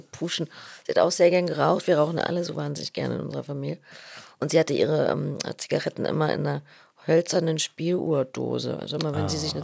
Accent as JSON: {"language": "German", "region": "Berlin", "country": "Germany", "said": "als Berliner"}